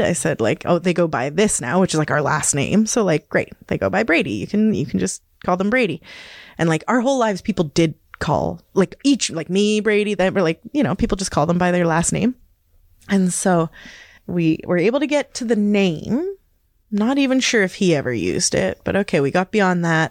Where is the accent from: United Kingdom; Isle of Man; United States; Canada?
Canada; Hazelton, British Columbia; also born or lived in Victoria, Canada; now in Smithers, Canada; I was born and raised in the Kispiox Valley, which is Gitxan territory